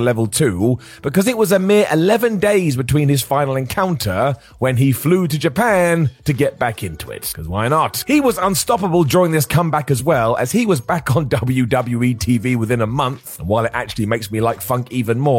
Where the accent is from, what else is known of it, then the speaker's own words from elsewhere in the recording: United Kingdom; I'm British